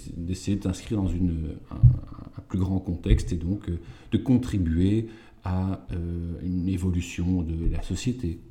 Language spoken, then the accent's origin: French; Walloon Brabant, Wallonia, Belgium; now in Leuven, Belgium; je suis originaire du Brabant wallon euh, et maintenant je vis à Louvain-Leuven.